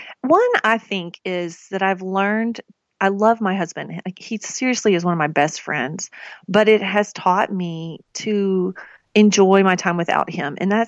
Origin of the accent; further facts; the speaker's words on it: the South, United States; I grew up in the South. We made Kraft macaroni and cheese.